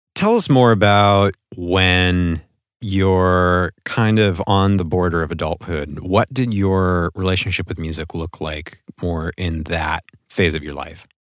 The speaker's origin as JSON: {"language": "English", "town": "Portland", "region": "Oregon", "country": "United States", "tie": "born or raised there", "said": "here in the local Portland music scene, which is my hometown"}